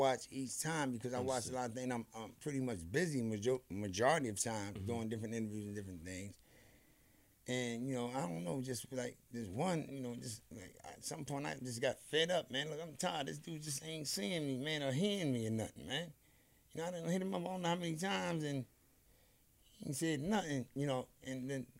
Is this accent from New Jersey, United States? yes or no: yes; New Jersey, United States; I'm over here from Jersey